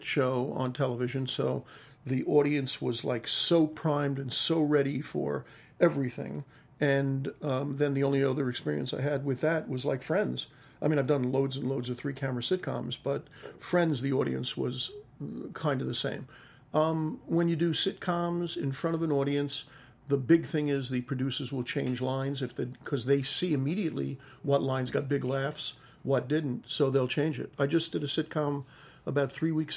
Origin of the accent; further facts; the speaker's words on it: New York, United States; accent: New York; I had my New York accent